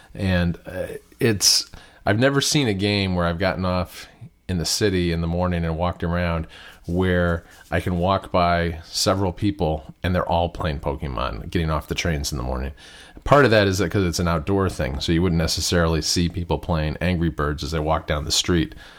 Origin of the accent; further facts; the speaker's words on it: Michigan, United States; I grew up in Michigan, not too far from Detroit, where DeLorean was based